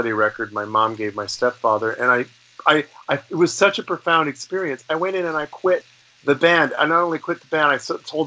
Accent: Toronto, Ontario, Canada; also born or lived in Los Angeles; here in Toronto when I was a kid. I grew up downtown in the Annex

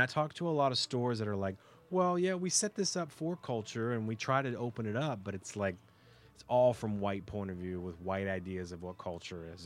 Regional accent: Texas, United States; moved away as an adult; also born or lived in Los Angeles / Toronto / Oregon; now in Canada; I was raised in the States. So, and in Texas, when my family and I first arrived in Texas

